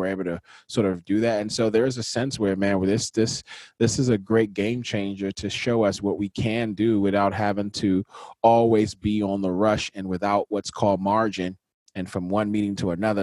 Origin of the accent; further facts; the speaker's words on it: Nigeria; for me as a Nigerian, our cultural context doesn't really move into anger as much